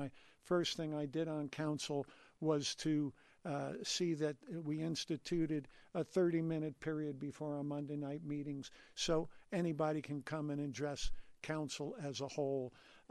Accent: New Jersey, United States; now in Denver, United States; I came to Colorado from New Jersey in the fall of 1971

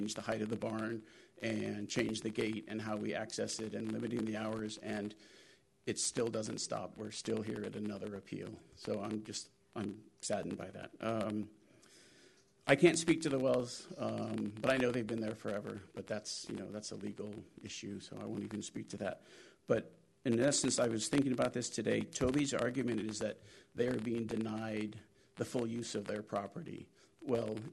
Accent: Bolinas, California, United States; We were both children growing up in Bolinas

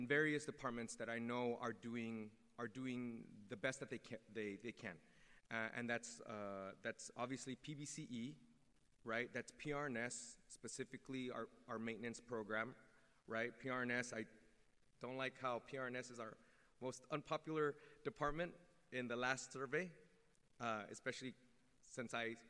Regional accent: San Jose, California, United States; the neighborhood that I grew up in the Washington neighborhood

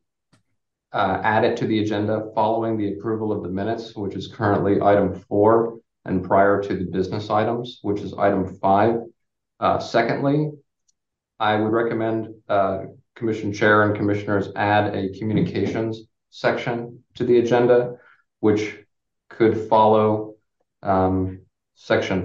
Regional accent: Berkeley, California, United States; I am originally from Berkeley

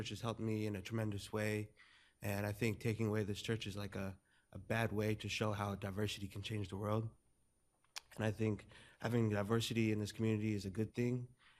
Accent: Alameda, California, United States; I've lived in Alameda all my life, and I wouldn't live anywhere else.

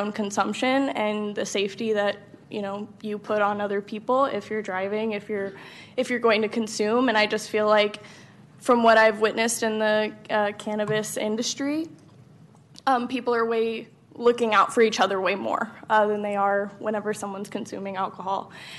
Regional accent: Texas, United States; moved away as an adult; now in California; So I am originally not from California. I came all the way from Texas. I drove myself here about 2 years ago.

